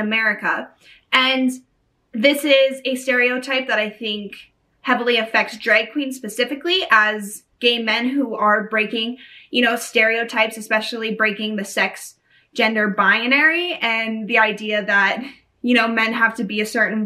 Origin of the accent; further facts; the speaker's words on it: Canada; I'm coming from Canada